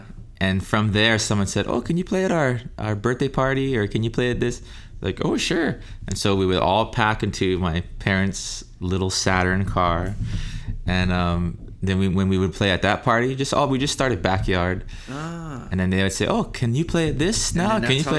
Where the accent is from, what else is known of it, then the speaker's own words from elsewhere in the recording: Texas, United States; also born or lived in Utah; I actually grew up in the mainland.